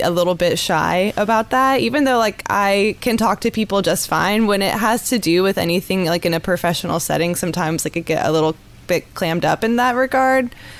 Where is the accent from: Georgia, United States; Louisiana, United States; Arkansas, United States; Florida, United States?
Georgia, United States; Fort Stewart; born there; So I was born on Fort Stewart. My dad was in the Army.